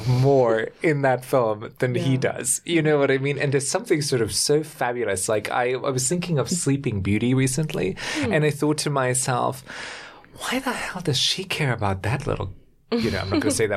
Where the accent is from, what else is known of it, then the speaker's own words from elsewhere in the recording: Germany; I grew up in Germany